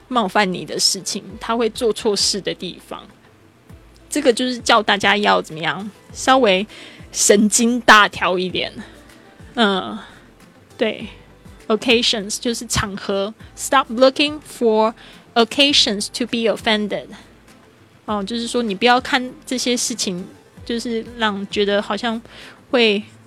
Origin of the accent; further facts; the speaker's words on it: Kaohsiung, Taiwan; 我现在人是在高雄，高雄是我的出生地，然后我爸爸也在这边，我爸爸姐姐还有我的侄子都在这边